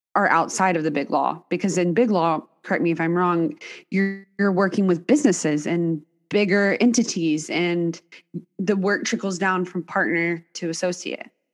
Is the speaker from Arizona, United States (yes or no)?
no; Texas, United States; moved away; also born or lived in Dallas; I grew up in Texas as well.